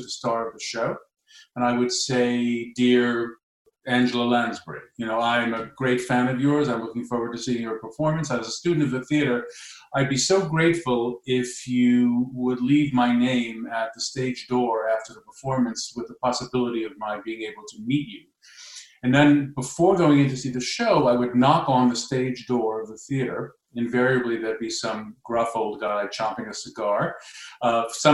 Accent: New York, United States; I grew up in New York, and like anybody, any child, or most children that grow up in New York, there's an exposure to tremendous cultural input.

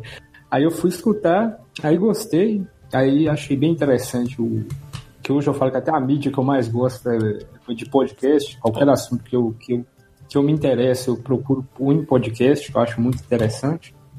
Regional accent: Minas Gerais, Brazil; Sou de Minas

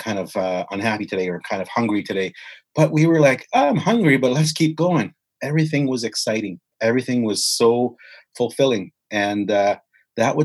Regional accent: White Bear, Saskatchewan, Canada; also born or lived in Indian Head, Saskatchewan / Regina, Saskatchewan; growing up on White Bear, and also in Indian Head and Regina

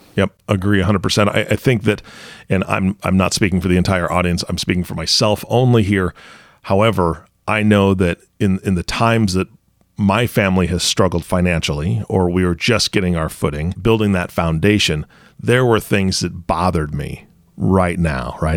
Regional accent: Washington, United States; I grew up in Washington State around water all the time

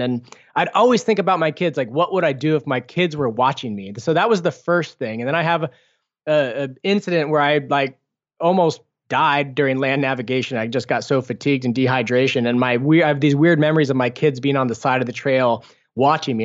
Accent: Foster City, California, United States; I grew up in Foster City

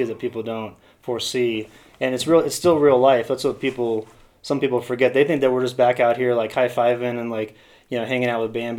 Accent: Kansas, United States; moved away; also born or lived in Colorado; from Kansas originally. Came out to Colorado in 1998

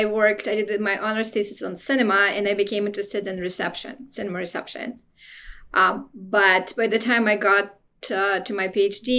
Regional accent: Moscow, Russia; moved away as an adult; also born or lived in United States; I was born in Moscow, and I was one of the first students to enter the United States as a college student

